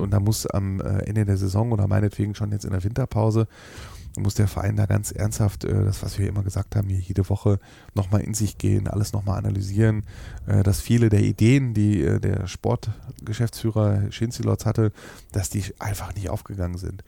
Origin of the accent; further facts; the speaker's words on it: Ruhr area, North Rhine-Westphalia, Germany; wie wir Ruhrpott-Menschen sind